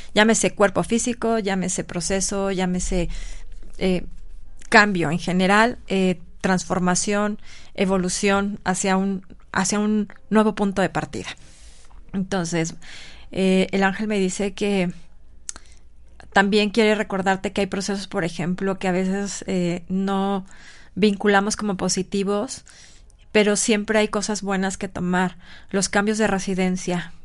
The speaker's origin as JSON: {"language": "Spanish", "region": "Mexico City", "country": "Mexico", "tie": "born or raised there", "moved": "as an adult", "lives_now": "Puebla, Mexico", "said": "aunque yo nací en el Distrito Federal, la verdad es que mi corazón es poblano"}